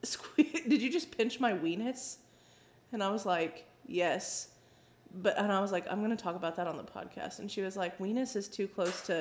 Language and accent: English; Prairie Grove, Arkansas, United States; now in Pea Ridge, United States; My hometown's Prairie Grove